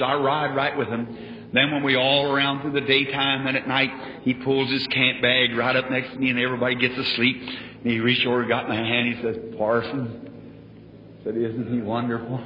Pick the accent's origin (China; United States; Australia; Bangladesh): United States; Indiana